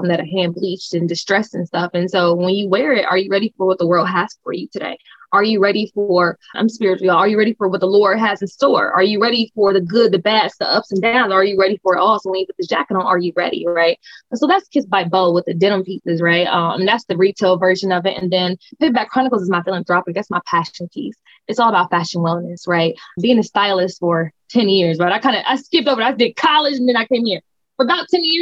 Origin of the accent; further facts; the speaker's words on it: Akron, Ohio, United States; So I'm from Akron, Ohio. I went to art schools, like audition type art schools